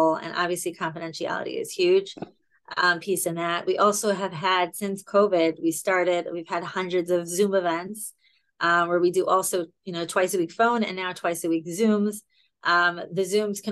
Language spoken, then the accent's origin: English; Baltimore, Maryland, United States; I'm from Baltimore, Maryland